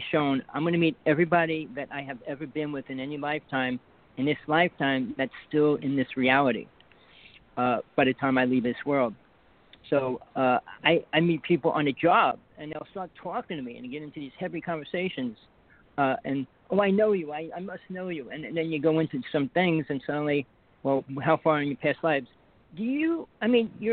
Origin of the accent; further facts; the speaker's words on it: New Jersey, United States; accent: New Jersey; moved away as an adult; now in Hawaii, United States; I grew up in Jersey. I lived almost every part of Jersey in about 45 years.